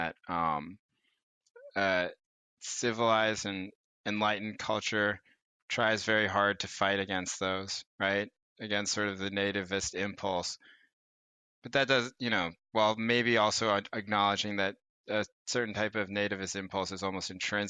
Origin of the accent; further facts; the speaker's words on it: North Carolina, United States; now in Bay Area, United States; growing up in North Carolina